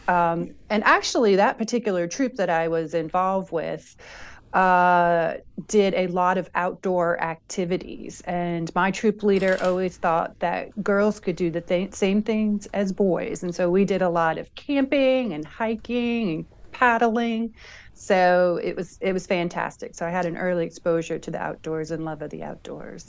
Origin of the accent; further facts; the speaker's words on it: Long Island, New York, United States; I'm actually from Long Island